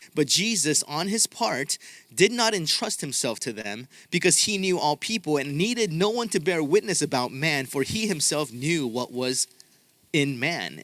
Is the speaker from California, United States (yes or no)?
yes; Southern California, United States; I'm from Southern California